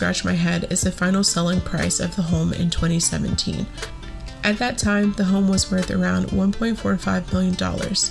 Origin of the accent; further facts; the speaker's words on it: Pensacola, Florida, United States; When I was growing up in Pensacola